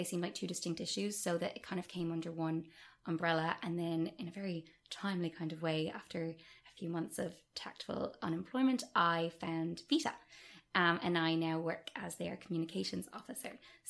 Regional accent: Munster, Ireland; accent: Dublin; now in Dublin, Ireland; So I'm originally from West Cork, and apologies to all West Cork people for the complete lack of accent and the Dublin twang that I've picked up.

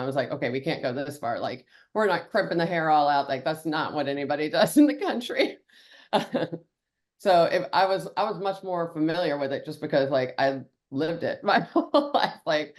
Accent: Houston, Texas, United States; also born or lived in Buffalo, Texas; I'm actually originally from Houston, Texas. So, and I was born in 83, so I grew up all through it. So, and I grew up, my family had a ranch in Buffalo, Texas, which is like halfway between Houston and Dallas.

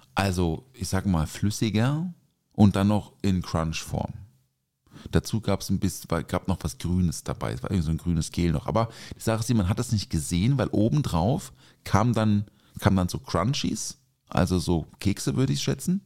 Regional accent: Offenburg, Baden-Württemberg, Germany; Ich bin ja in Offenburg aufgewachsen

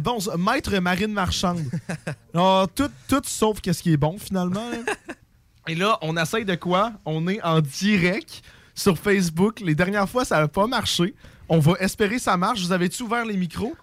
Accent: Quebec, Canada; on vient de Québec

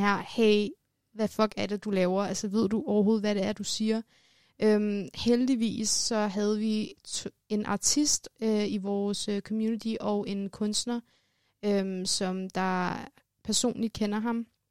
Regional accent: Denmark; jeg er født og opvokset i Danmark, men øh, har rødder i Iran

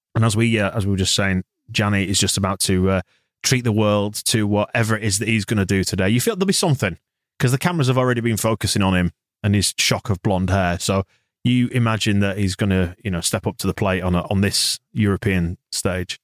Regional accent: Bradford, Yorkshire and the Humber, United Kingdom; I was in Bradford. I'm from Bradford

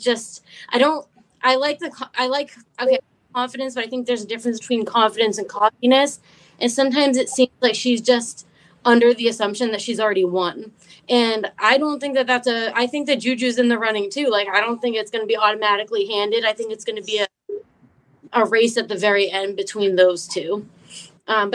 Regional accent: Boston, Massachusetts, United States; also born or lived in California; now in Jacksonville, United States; I'm originally from Boston, so I have to like vote for my hometown person

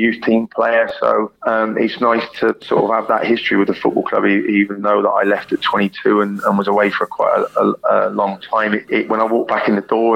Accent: Swindon, South West England, United Kingdom; moved away as an adult; my hometown team, Swindon

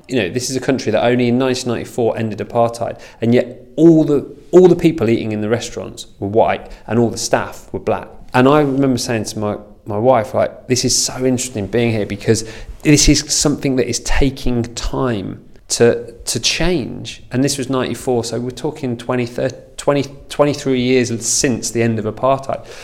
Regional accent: Lincolnshire, East Midlands, United Kingdom; now in London, United Kingdom; I'm not from London, I'm from Lincolnshire.

